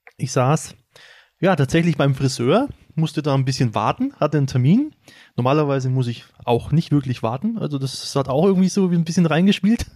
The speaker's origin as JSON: {"language": "German", "town": "Schwabach", "region": "Bavaria", "country": "Germany", "said": "ich komme aus Schwabach"}